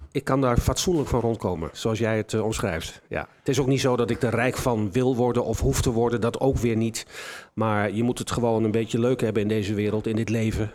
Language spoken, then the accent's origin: Dutch; Enschede, Overijssel, Netherlands; Ik kom uit Enschede. Ik ben altijd een trots in Enschede gebleven.